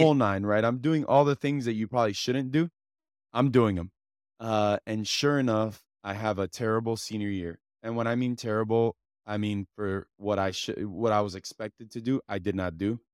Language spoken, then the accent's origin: English; Hialeah, Florida, United States; I'm a kid from Hialeah